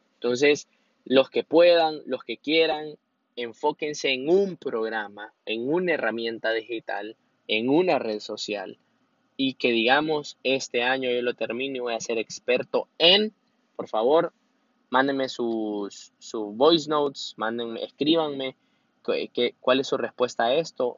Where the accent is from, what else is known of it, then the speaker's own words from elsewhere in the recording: Honduras; soy hondureño